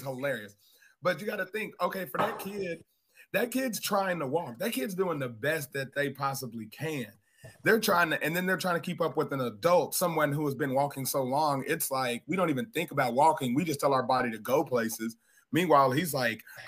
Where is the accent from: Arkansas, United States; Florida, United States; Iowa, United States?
Arkansas, United States; I'm from Arkansas